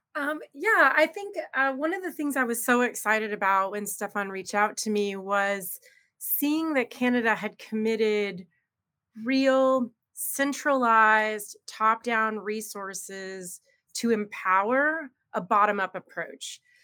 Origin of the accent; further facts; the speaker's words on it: United States; I'm very American